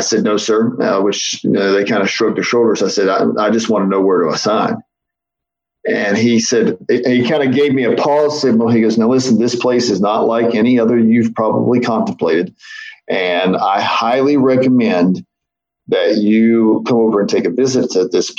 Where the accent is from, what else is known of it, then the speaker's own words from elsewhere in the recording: Milton, West Virginia, United States; also born or lived in Huntington, West Virginia; I was born in Huntington, grew up in Milton.